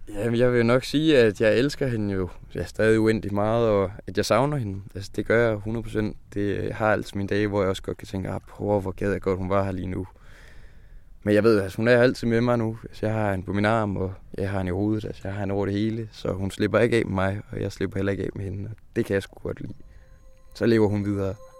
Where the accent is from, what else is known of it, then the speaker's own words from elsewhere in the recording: Skive, Central Denmark Region, Denmark; hjemme i Skive